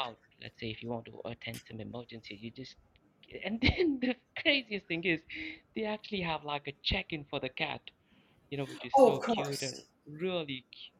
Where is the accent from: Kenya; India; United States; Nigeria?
India; also born or lived in Manchester, England; now in Dubai, United Arab Emirates; I'm originally from India, but I moved to Manchester, England, and now I've been living in Dubai for the past almost over a decade now.